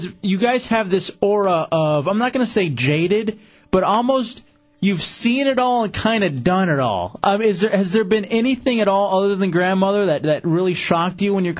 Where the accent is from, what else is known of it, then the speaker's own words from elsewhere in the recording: Texas, United States; moved away as an adult; also born or lived in Washington, D.C.; now in Florida, United States; Like I said, I'm originally from Texas.